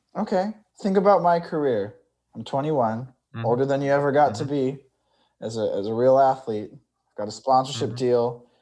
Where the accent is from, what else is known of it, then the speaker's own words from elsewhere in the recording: Bakersfield, California, United States; moved away; I'm from Bakersfield, California